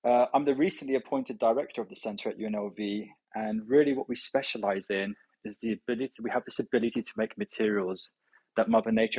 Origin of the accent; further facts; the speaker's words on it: London, United Kingdom; We're ethnically Iranian. I grew up in London